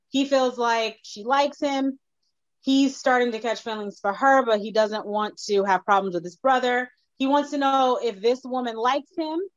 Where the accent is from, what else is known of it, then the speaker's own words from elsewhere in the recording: New Jersey, United States; I'm from Jersey